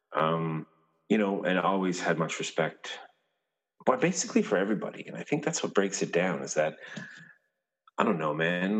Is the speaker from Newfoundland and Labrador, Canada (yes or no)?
yes; Clarke's Beach, Newfoundland and Labrador, Canada; I am from a little town called Clark's Beach. It's uh, around the bay, uh, Newfoundland